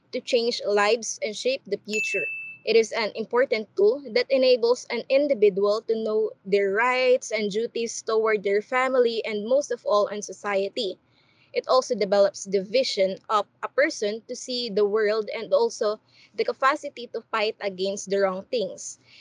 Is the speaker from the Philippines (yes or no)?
yes; Philippines; now in Korea; I am also from the Philippines